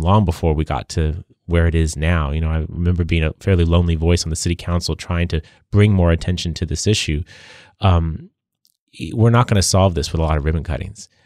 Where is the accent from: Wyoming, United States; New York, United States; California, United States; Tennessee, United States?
California, United States; San Diego; I've spent my career serving my hometown